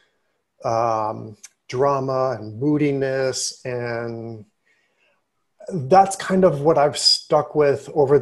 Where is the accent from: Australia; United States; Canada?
United States; Pittsburgh, Pennsylvania; also born or lived in Rochester / New Haven; because I grew up in Pittsburgh.